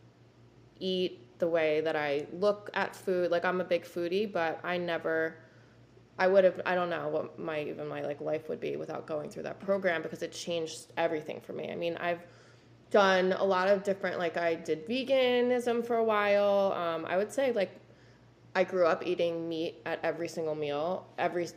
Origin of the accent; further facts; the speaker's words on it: New Jersey, United States; We grew up in New Jersey